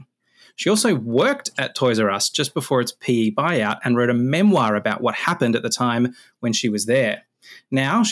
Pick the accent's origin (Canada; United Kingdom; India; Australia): Australia; I grew up in Australia in a small town, a couple of thousand people